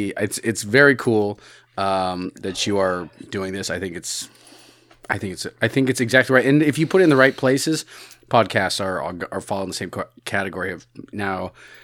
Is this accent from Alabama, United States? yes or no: no; Chicago, Illinois, United States; I am from Chicago originally